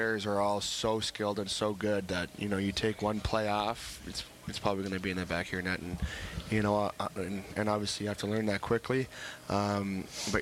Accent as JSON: {"language": "English", "town": "Vancouver", "region": "British Columbia", "country": "Canada", "tie": "born or raised there", "moved": "as an adult", "lives_now": "Toronto, Canada", "said": "as a kid growing up in Canada"}